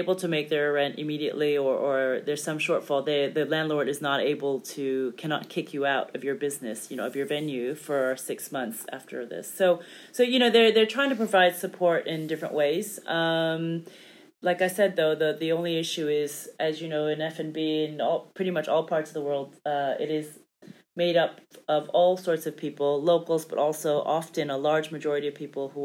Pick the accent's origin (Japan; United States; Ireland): United States; moved away; I'm from the States and my family's there